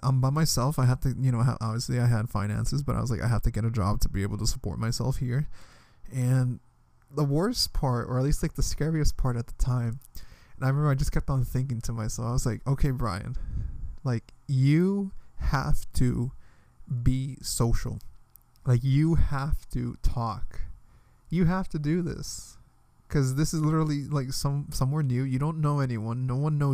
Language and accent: English; Washington, District of Columbia, United States; moved away as an adult; from D.C., like, the other Washington